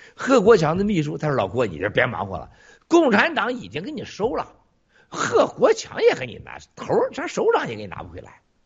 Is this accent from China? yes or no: yes; Shandong, China; 我不是河南人，我是山东人